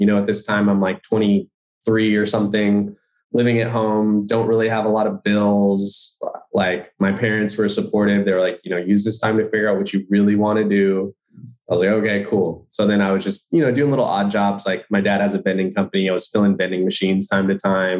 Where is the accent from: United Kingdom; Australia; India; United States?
United States; Bellflower, California; I grew up in Bellflower, California, which is like maybe 15 miles north of Long Beach